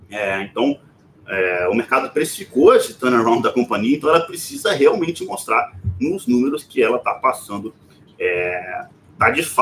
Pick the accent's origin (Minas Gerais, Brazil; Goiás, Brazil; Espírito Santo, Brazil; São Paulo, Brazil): Minas Gerais, Brazil; Governador Valadares; Então, é, na verdade, eu sou governador Valadares, né? Mas eu falo que sou de Belo Horizonte para ficar mais fácil.